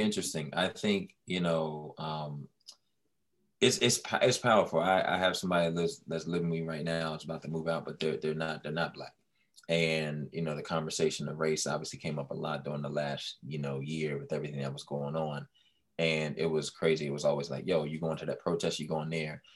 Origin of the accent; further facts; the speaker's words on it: Washington, District of Columbia, United States; the DC area